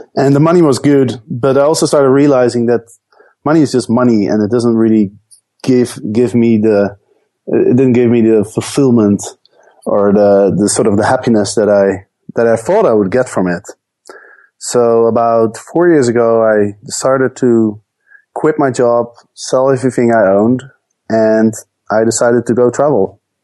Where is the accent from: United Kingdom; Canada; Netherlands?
Netherlands; moved away as an adult; also born or lived in Amsterdam / Chicago; I grew up in the Netherlands